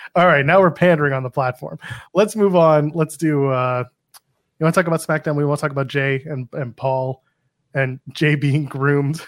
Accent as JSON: {"language": "English", "country": "Canada", "also_born_or_lived": "Toronto", "said": "I am Canadian, I can say that. I live in Toronto"}